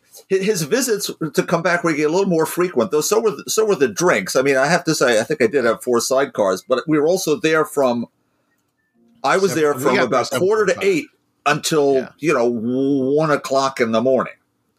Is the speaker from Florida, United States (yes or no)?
no; Chicago, Illinois, United States; No, I'm from Chicago.